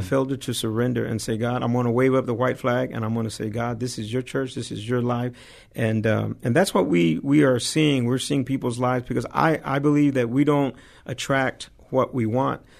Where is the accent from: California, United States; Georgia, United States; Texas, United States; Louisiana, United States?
Texas, United States; Dallas; moved away; I'm originally born and raised in Dallas, Texas